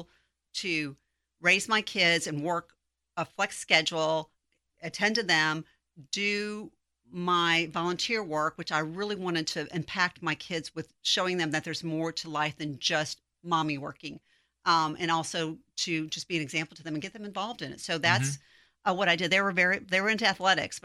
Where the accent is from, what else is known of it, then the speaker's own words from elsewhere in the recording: South Bend, Indiana, United States; moved away as an adult; now in Texas, United States; I'm originally from South Bend, Indiana. So I moved here 1,000 miles away from any family.